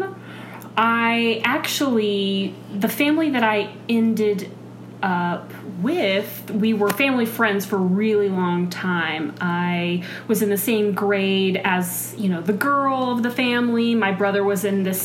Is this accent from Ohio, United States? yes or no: no; Dallas, Texas, United States; now in Minnesota, United States; I was born in Texas, in the Dallas-Fort Worth Metro